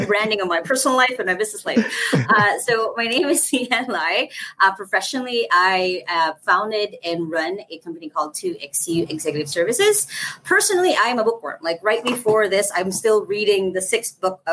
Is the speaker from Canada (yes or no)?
no; Philippines; I'm from the Philippines. I'm in the Philippines. I'm in Cebu City, Philippines